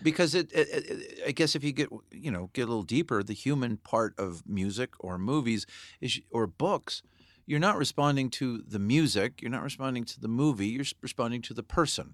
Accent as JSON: {"language": "English", "town": "Santa Barbara", "region": "California", "country": "United States", "tie": "born or raised there", "said": "I grew up in Santa Barbara"}